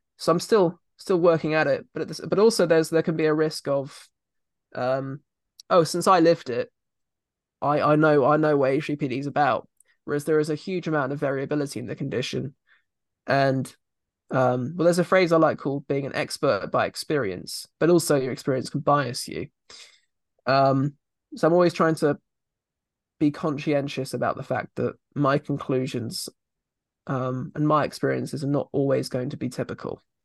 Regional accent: Surrey, South East England, United Kingdom; I come from Surrey

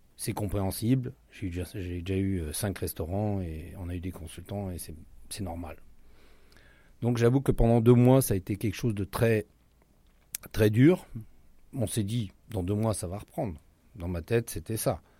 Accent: France; moved away as an adult; now in Rio de Janeiro, Brazil; on est français

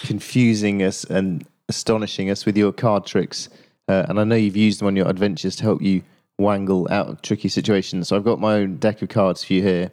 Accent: Yorkshire and the Humber, United Kingdom; now in London, United Kingdom; I live down in London, but I'm from Yorkshire

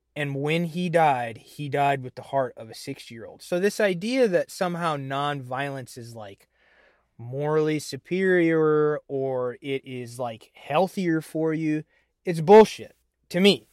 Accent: Illinois, United States; I'm from Illinois

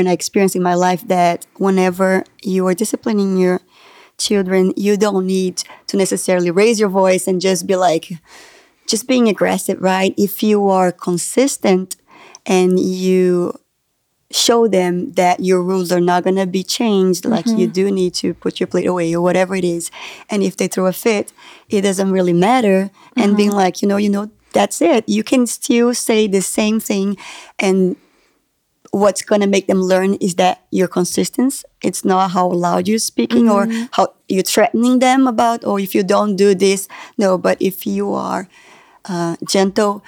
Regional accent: Brazil; now in United States; when I moved to the United States, how different the culture is and how it took me a long time to feel welcomed and loved and accepted here because I'm from Brazil

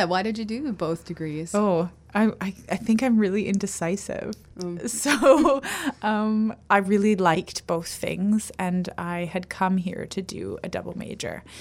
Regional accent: Ontario, Canada; now in Victoria, Canada; I came from Ontario.

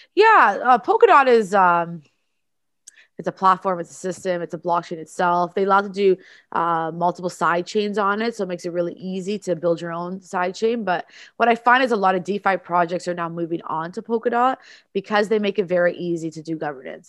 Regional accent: Toronto, Ontario, Canada; I'm from Toronto in Canada

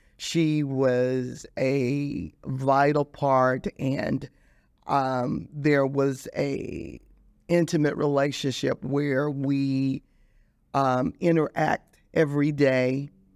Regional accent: Dallas, Texas, United States; I grew up in Dallas, Texas

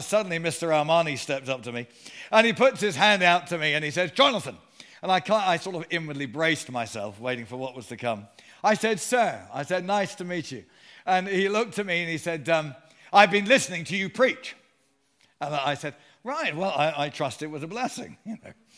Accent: Sutton, London, United Kingdom; also born or lived in Surrey; I was born and raised in Surrey

